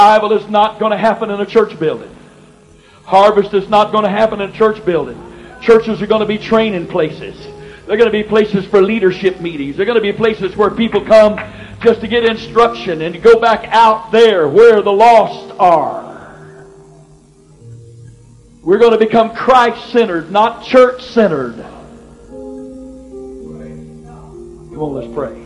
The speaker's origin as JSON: {"language": "English", "region": "the South", "country": "United States", "tie": "born or raised there", "said": "I was raised in the South in Pentecost"}